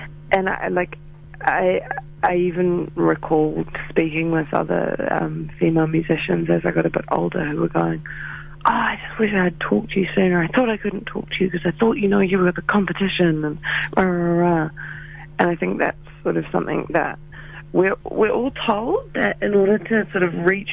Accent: New Zealand; I'm from New Zealand

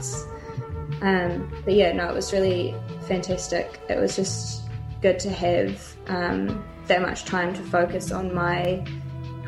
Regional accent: Dunedin, Otago, New Zealand; I'm from Otepoti, Dunedin. I grew up in Anderson's Bay, and I've spent most of my time in Dunedin

